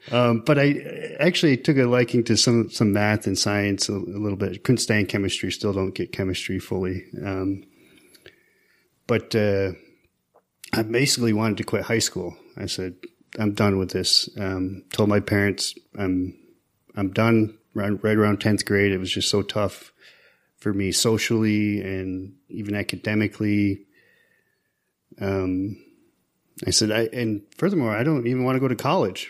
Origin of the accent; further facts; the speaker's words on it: Tuscarora Reservation, Western New York, United States; I'm from Tuscarora. I'm a citizen of the Tuscarora Nation. Uh, this is out in, right now, Western New York, um, near Niagara Falls. Um, I grew up, uh, you know, on the reservation